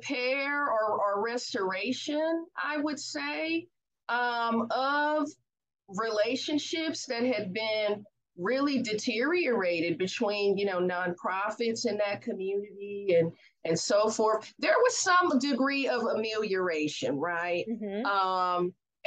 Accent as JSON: {"language": "English", "town": "Oakland", "region": "California", "country": "United States", "said": "I'm from the Oakland Bay Area"}